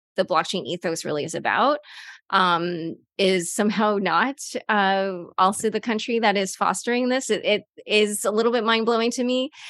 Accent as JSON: {"language": "English", "country": "United States", "said": "as an American"}